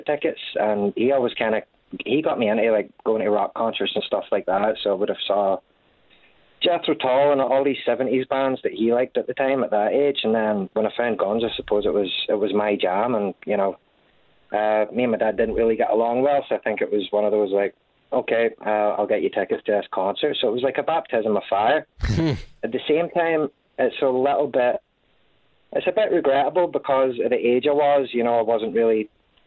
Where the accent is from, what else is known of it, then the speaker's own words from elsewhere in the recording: Glasgow, Scotland, United Kingdom; also born or lived in New York; I grew up in Glasgow, Scotland